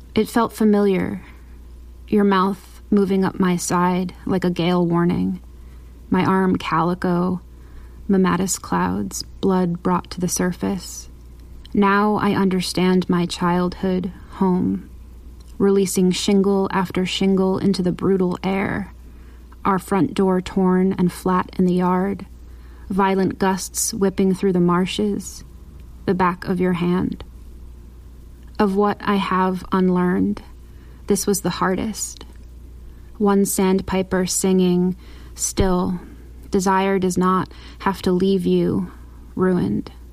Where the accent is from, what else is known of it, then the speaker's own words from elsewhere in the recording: New England, United States; growing up in New England on a small peninsula of land